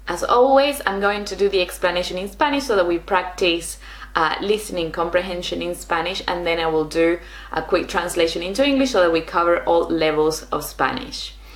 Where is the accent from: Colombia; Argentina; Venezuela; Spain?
Argentina; in Argentina, where I'm from.